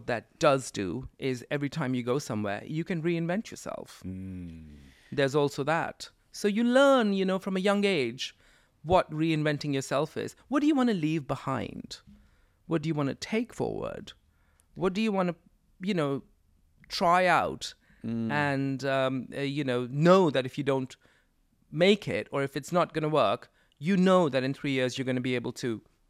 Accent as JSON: {"language": "English", "country": "India", "tie": "born or raised there", "said": "there was no Coca-Cola when I was growing up in India, but we had our own soft drink called Thumbs Up or Campa Cola"}